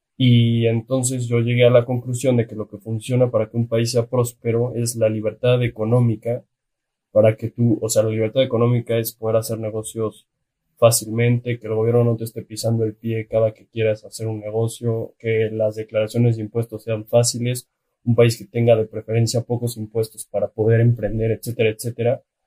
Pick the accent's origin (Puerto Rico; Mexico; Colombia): Mexico; Que lo tenemos de vecino en la frontera norte